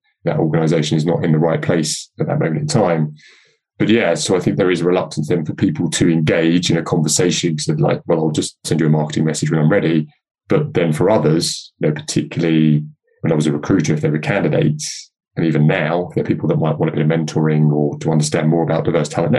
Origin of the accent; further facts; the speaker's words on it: London, United Kingdom; I grew up in North London back in the sort of 70s and early 80s.